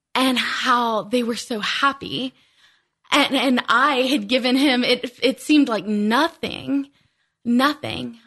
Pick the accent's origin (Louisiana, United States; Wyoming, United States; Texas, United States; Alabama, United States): Louisiana, United States; South; moved away; I was born and raised there, born and raised in South Louisiana.